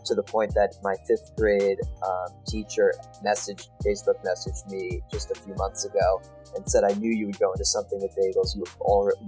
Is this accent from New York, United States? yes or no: yes; 20 minutes outside New York City, United States; Growing up in New York, 20 minutes outside New York City, there were probably 5 bagel shops that were 5 minutes from my house